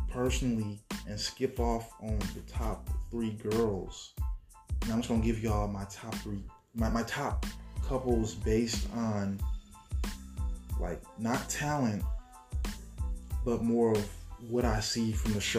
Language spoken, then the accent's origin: English; Texas, United States; I'm different. I'm from Texas.